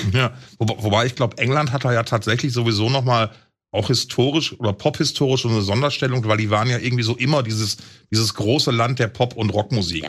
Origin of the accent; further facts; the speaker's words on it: Essen, North Rhine-Westphalia, Germany; in alten Essen, in meiner Heimat